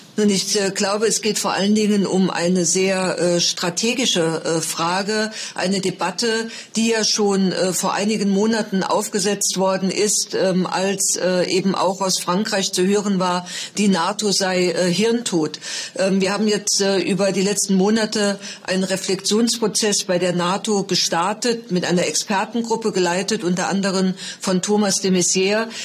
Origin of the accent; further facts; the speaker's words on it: Saarland, Germany; als Saarländerin